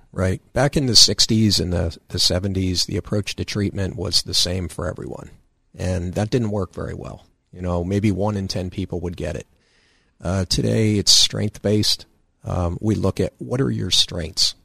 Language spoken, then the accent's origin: English; Danville, Pennsylvania, United States; from Danville, Riverside area.